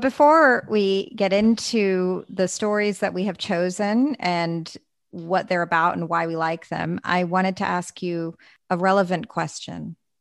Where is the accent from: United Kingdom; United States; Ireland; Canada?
United States